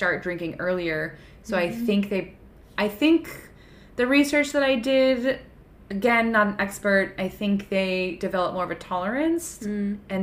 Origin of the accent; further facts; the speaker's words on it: United States; as an American